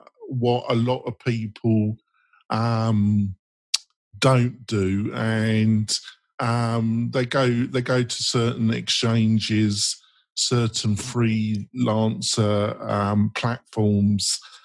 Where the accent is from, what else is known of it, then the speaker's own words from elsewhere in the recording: England, United Kingdom; I'm English.